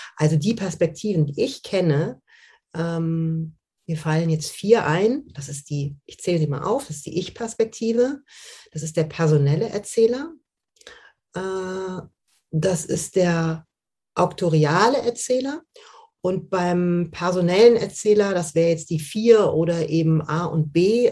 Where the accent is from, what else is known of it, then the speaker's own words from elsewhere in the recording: Düsseldorf, North Rhine-Westphalia, Germany; Ich bin im, im, in Düsseldorf aufgewachsen, im Rheinland